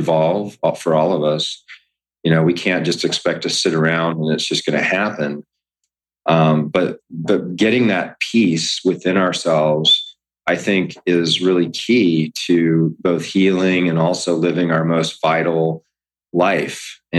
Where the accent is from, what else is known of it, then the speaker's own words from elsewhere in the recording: Hawaii, United States; also born or lived in Camp Lejeune, United States; I grew up in Hawaii. My father was in the military. Before we moved out to Hawaii, I was actually raised in Camp Lejeune